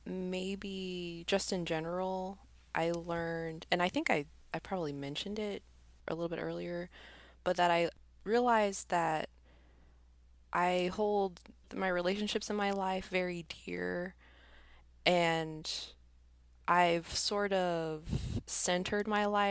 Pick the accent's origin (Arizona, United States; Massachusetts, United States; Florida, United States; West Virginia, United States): Arizona, United States; there's three girls that I grew up with here in Arizona